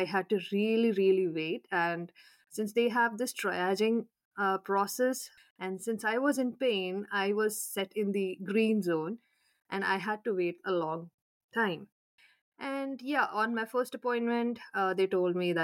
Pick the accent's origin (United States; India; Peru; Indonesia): India; Jaipur, Rajasthan; moved away as an adult; also born or lived in Bikaner / Canada; now in London, United Kingdom; I am from Jaipur